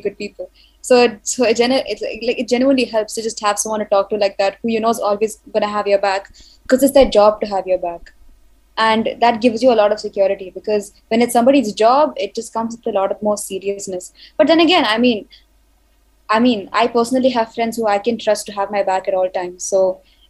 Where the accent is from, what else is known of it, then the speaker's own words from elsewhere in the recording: India; I'm an Indian.